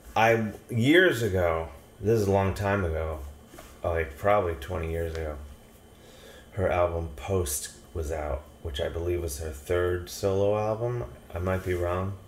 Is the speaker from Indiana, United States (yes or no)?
no; Cleveland, Ohio, United States; I grew up in Cleveland, Ohio.